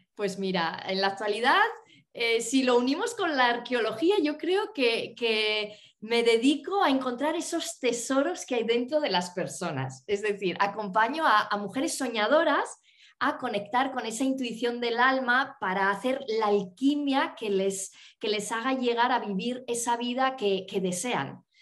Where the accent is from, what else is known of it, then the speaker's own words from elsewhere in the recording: northern Spain, Spain; moved away; conectar con el norte de España, con mi tierra